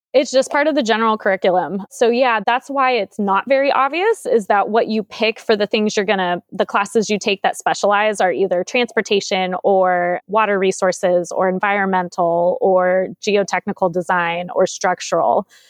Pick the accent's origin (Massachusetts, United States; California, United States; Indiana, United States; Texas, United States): California, United States; San Jose; born and raised in San Jose, I've lived here my whole life